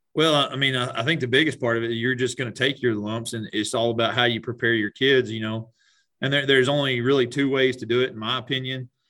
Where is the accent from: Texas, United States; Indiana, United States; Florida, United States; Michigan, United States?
Texas, United States; Strawn; I grew up in Strawn, Texas